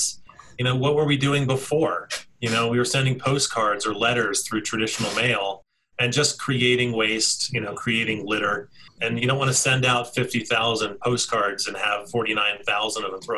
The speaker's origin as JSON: {"language": "English", "area": "D.C.", "region": "East Coast", "country": "United States", "tie": "born or raised there", "moved": "yes", "lives_now": "Colorado, United States", "said": "I grew up on the East Coast just outside of Washington, D.C."}